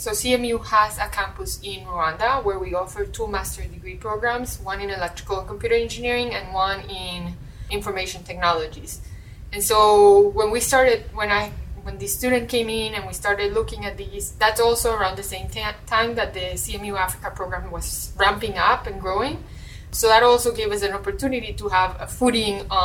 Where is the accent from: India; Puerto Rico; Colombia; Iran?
Colombia; now in United States; I'm originally from Colombia